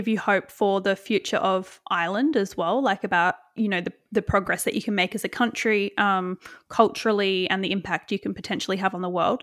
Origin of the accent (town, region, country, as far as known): Australia